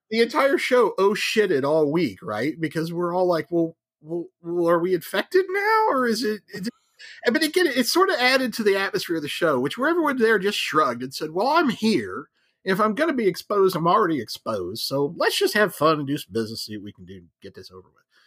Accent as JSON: {"language": "English", "region": "Ohio", "country": "United States", "tie": "born or raised there", "moved": "yes", "said": "I grew up in Ohio, so I get the Midwest, Western mentality"}